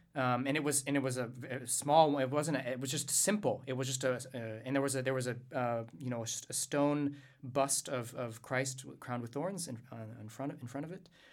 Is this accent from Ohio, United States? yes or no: no; Louisiana, United States; I'm from Louisiana